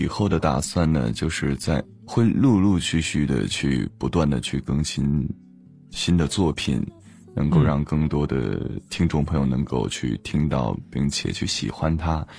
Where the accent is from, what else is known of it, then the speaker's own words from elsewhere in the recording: Dengfeng, Henan, China; 少林寺，我小的时候是少林寺的，就是要练一些器械的东西。